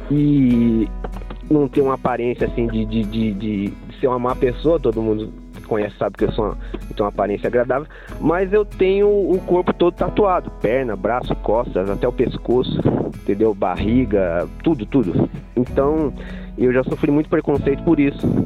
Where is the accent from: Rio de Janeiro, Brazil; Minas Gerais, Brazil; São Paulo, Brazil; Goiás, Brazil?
São Paulo, Brazil; Lavrinhas; Então, sou aqui de Lavrinhas, sou natural aqui de São Paulo mesmo, já morei em muito, muito lugar por aí, pelo mundo, pelo Brasil.